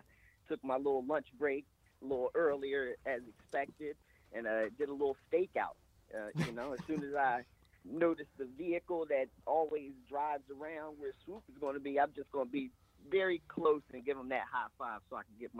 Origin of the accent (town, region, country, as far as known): Philadelphia, Pennsylvania, United States; born or raised there